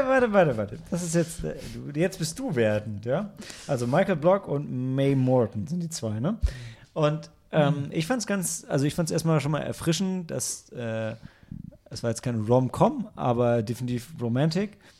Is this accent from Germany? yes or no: yes; Northern Germany, Germany; ich als Norddeutscher